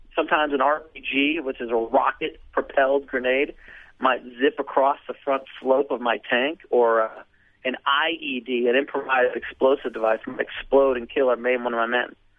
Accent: United States; I'm an American, so therefore I'm a Christian.

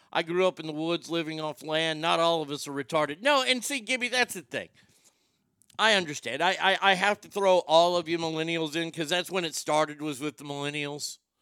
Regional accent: Texas, United States; I grew up here in Texas

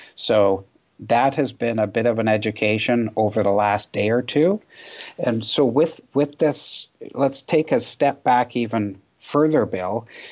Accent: Canada; as a Canadian

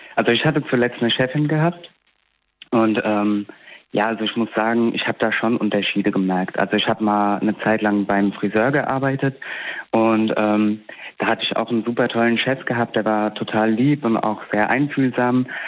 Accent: Alzey, Rhineland-Palatinate, Germany; ja aus Alzey

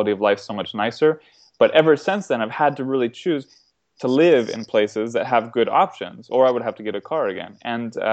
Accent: Florida, United States; moved away as an adult; now in North Carolina, United States; I come from Florida, which it was developed after air conditioning for logical reasons.

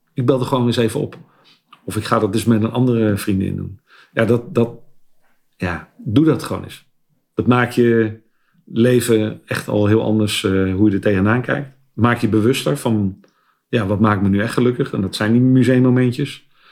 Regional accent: Westland, South Holland, Netherlands; ik ben een geboren Westlander

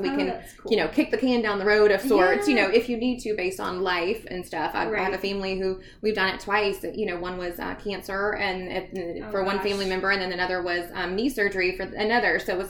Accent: the South, United States; we're Southern, so we're from the South.

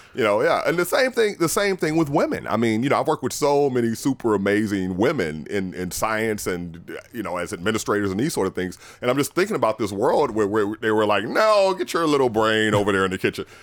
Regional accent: New Orleans, Louisiana, United States; moved away; I'm from New Orleans originally

